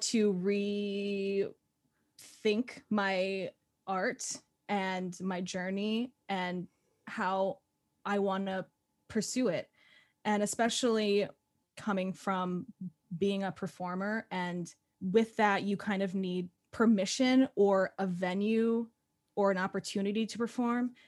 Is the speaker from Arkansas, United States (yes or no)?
no; Phoenix, Arizona, United States; moved away as an adult; now in New York City, United States; I grew up in Phoenix, Arizona, and then I went to college there for, uh, musical theater, and then I moved out here, and I've been in New York City for about, um, six and a half years